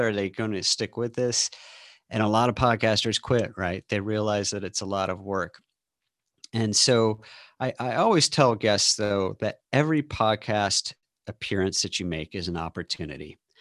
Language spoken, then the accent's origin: English; St. Louis, Missouri, United States; also born or lived in Austin, Texas; now in Seattle, United States; I live outside of Seattle now, um, but I grew up in St. Louis and lived in Austin for 20 years